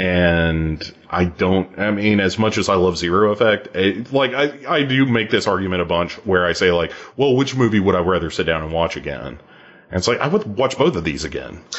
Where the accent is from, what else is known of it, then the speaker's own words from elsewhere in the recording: United States; I'm an American